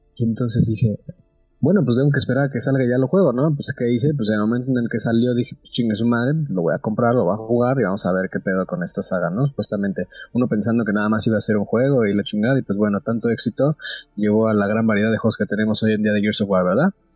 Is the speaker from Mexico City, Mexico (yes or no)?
yes; Mexico City, Mexico; soy de Ciudad de México, tengo 23 años